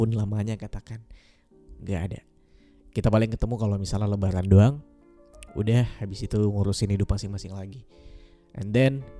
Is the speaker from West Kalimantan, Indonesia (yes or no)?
yes; Pontianak, West Kalimantan, Indonesia; also born or lived in Yogyakarta; FYI, aku dari Pontianak, kuliah di Jogja selama 6 tahun lebih. 6 tahun lebih aku pulang ke Pontianak cuma setahun sekali.